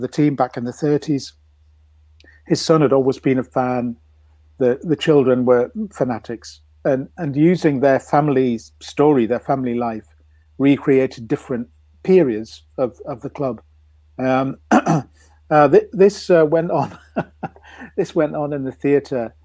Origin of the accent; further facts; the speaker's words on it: Newcastle upon Tyne, North East England, United Kingdom; also born or lived in London; in 1957, we moved to Newcastle from London, where my dad had been working.